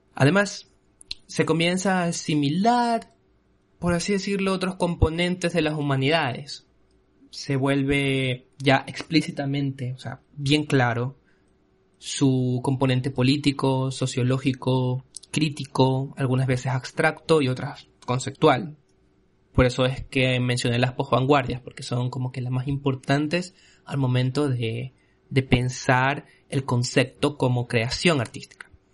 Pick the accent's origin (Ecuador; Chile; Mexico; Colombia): Ecuador; en mi país, en Ecuador